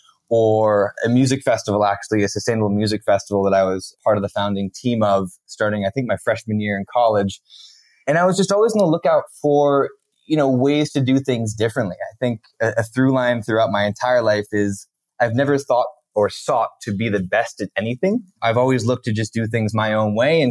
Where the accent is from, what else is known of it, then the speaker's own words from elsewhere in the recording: Connecticut, United States; moved away as an adult; also born or lived in Santa Barbara / Tanzania; I actually grew up in a small town in Connecticut